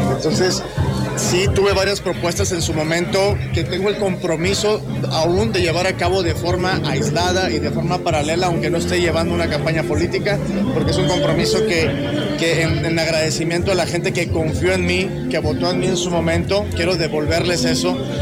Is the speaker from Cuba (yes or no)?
no; Monterrey, Nuevo León, Mexico; nosotros los regios